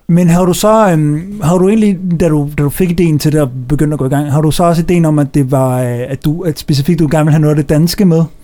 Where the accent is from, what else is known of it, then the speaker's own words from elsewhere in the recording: Denmark; jeg lytter til dansk musik i og med, at jeg er dansker